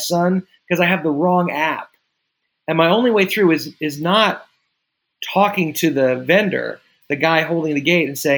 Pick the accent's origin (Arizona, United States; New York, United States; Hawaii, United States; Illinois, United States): New York, United States; as a New Yorker